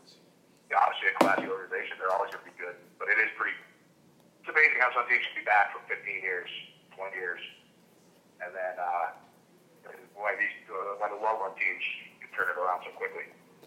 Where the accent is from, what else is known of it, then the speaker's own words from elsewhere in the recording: Holyoke, Massachusetts, United States; a guy from my hometown of Holyoke, Massachusetts